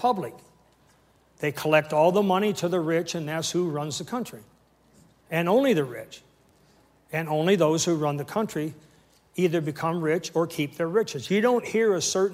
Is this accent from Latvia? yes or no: no; Canada; I'm a Canadian, full-blown Canadian minister